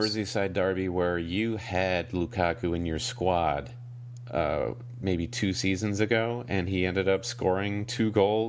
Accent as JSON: {"language": "English", "country": "United States", "said": "I'm so American."}